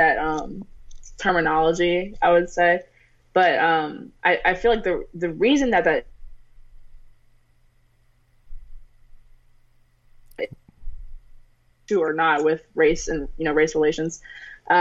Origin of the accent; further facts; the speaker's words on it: Maryland, United States; also born or lived in Pennsylvania; I'm from Maryland. I'm like halfway in between D.C. and Baltimore. I'm in Montgomery County.